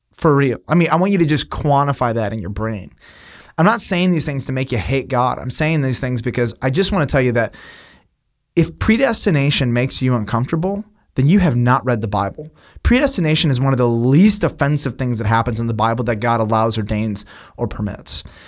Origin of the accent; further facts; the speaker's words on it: United States; as an American Westerner